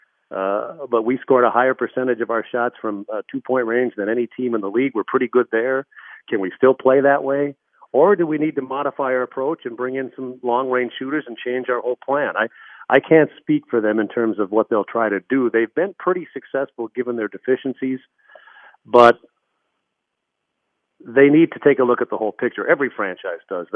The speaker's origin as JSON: {"language": "English", "region": "Minnesota", "country": "United States", "tie": "born or raised there", "moved": "yes", "said": "I grew up in Minnesota"}